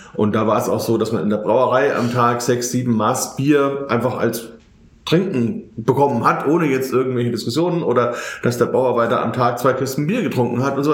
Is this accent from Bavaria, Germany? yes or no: yes; Bamberg, Bavaria, Germany; bei uns in Bamberg